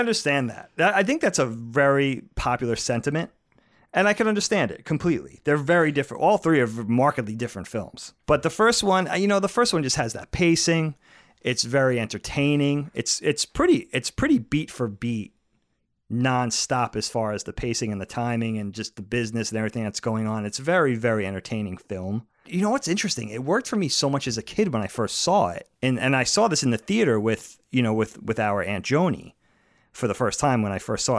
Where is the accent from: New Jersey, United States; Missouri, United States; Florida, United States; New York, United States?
New York, United States; growing up in New York in the eighty, you know, the seventies into the eighties